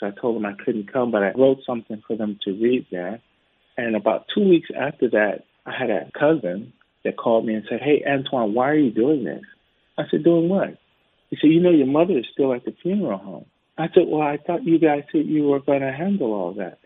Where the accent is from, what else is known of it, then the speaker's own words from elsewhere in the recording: United States; I'm an American. I've been in the states